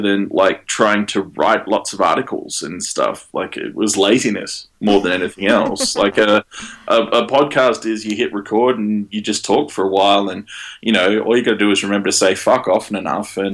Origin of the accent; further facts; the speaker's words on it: Manchester, North West England, United Kingdom; I am Mancunian